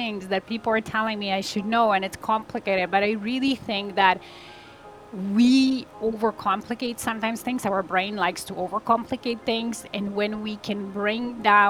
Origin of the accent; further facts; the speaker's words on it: Poland; now in Toronto, Canada; I'm originally from Poland. I live in Canada, in Toronto area with my family